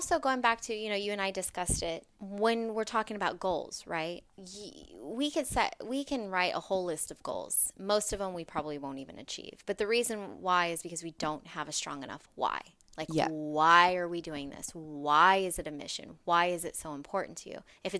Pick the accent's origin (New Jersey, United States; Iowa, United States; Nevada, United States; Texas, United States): Nevada, United States; Las Vegas; I come from Las Vegas, so I was working in the casino industry